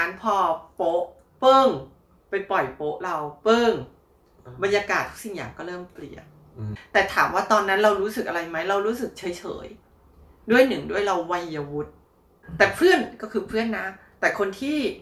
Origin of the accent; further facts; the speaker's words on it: Thailand; moved away as an adult; also born or lived in Bangkok, Thailand; now in Taiwan; เราหลบหนีจากเมืองไทยมาละกระเทยเนาะกระเทยไทย